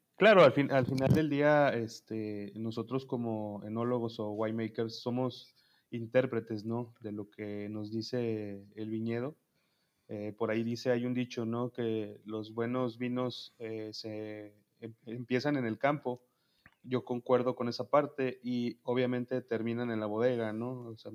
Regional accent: Toluca, State of Mexico, Mexico; yo soy de Toluca, Estado de México

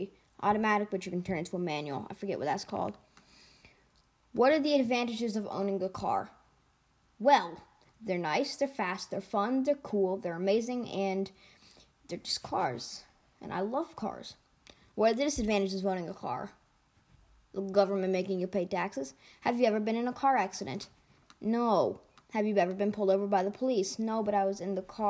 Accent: United States; I'm an American.

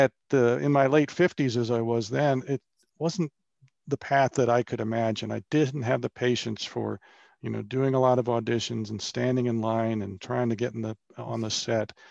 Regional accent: Bethesda, Maryland, United States; moved away as an adult; also born or lived in Wake Forest, North Carolina / Charlotte, North Carolina; I grew up in Bethesda, Maryland, outside of Washington, D C

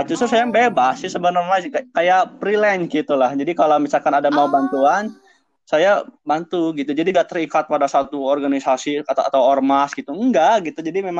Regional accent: Cikajang, West Java, Indonesia; saya dari Garut, Kecamatan Cikajang.

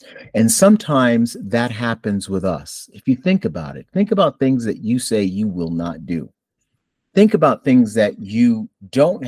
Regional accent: Buffalo, New York, United States; now in North Carolina, United States; I'm originally from Buffalo, New York

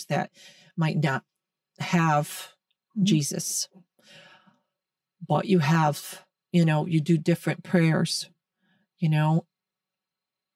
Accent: United States; We're American. This is America

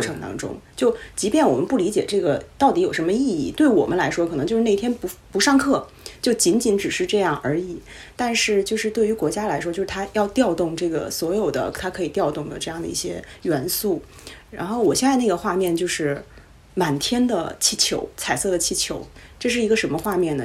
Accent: Beijing, China; accent: Beijing; moved away as an adult; 我是个北京， 北京姑娘

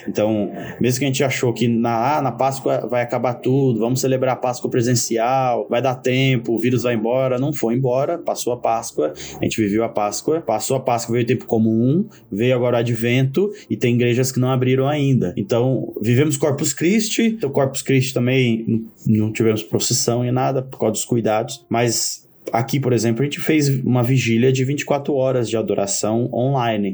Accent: Poá, São Paulo, Brazil; eu que cresci em Poá

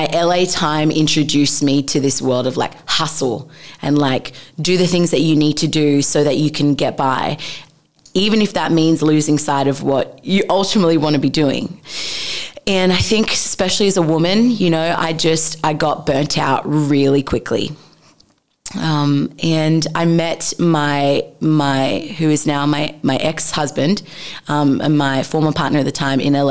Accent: Sydney, New South Wales, Australia; moved away as an adult; also born or lived in Los Angeles / Bali; I grew up in Sydney, Australia. That's hometown.

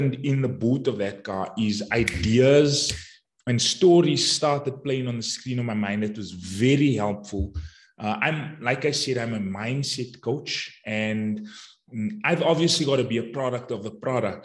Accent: Johannesburg, Gauteng, South Africa; I'm from Johannesburg, South Africa, and I'm a mindset coach

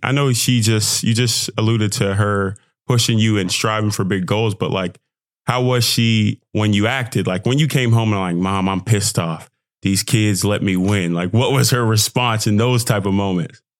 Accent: Texas, United States; I'm from Texas

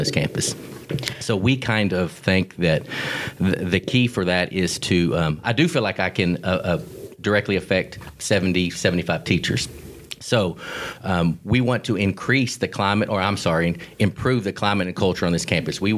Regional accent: Garland, Texas, United States; also born or lived in Dallas, Texas / Ennis, Texas; now in Corsicana, United States; I grew up in Garland, born in Dallas, grew up, spent my elementary school time in Garland, Texas, and then sixth grade on, I lived in Ennis and graduated from Ennis High School

